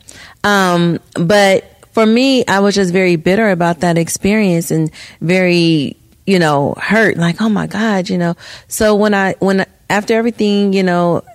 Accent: Gary, Indiana, United States; moved away; I was born in Gary

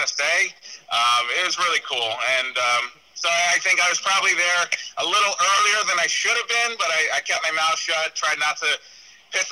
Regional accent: New York, United States; I'm a 14, 15-year-old growing up in Wolfsburg, New York

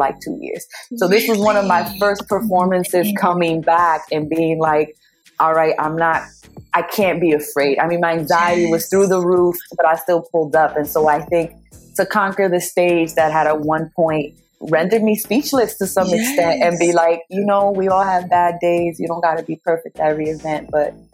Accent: New York, United States; I'm from New York

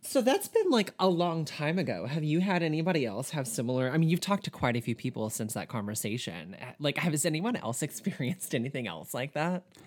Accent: Southern, United States; accent: Southern; my Southern accent

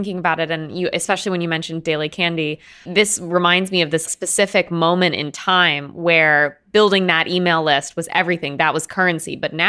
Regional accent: East Coast, United States; I'm just letting you know that as an East Coaster.

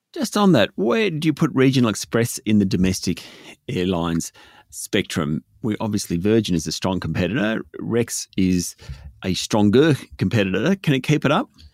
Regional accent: Australia; as an Australian

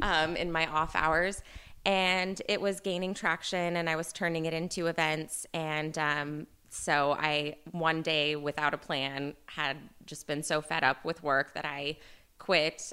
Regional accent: Northern California, United States; I'm, I'm from Northern California

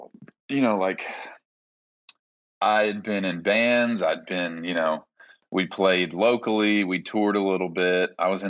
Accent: Nashville, Tennessee, United States; maybe mine was growing up in Nashville

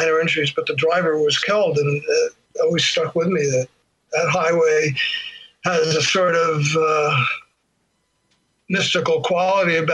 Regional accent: Plainfield, New Jersey, United States; Growing up in Plainfield

